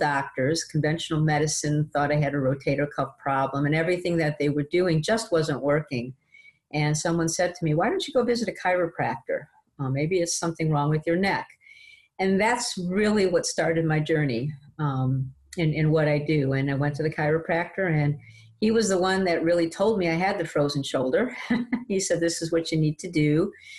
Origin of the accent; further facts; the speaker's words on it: Detroit, Michigan, United States; moved away as an adult; now in Ottsville, United States; I am a Michigan girl, born and raised in Detroit.